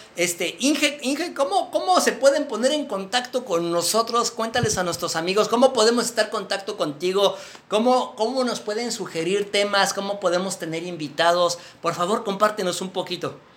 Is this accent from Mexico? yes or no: yes; Mexico; somos los primeros mexicanos que creamos un podcast de veganismo aquí en México